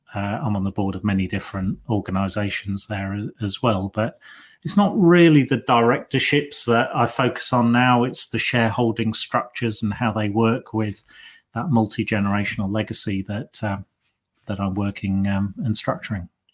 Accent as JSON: {"language": "English", "area": "Lincolnshire", "region": "East Midlands", "country": "United Kingdom", "tie": "born or raised there", "moved": "as an adult", "said": "I was born and bred in Lincolnshire"}